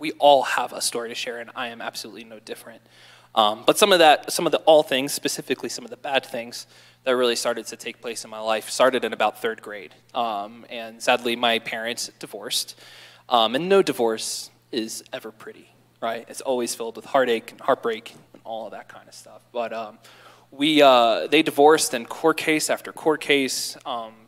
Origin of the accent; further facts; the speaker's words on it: Baltimore, Maryland, United States; I grew up in Baltimore, Maryland with two older brothers and a little sister.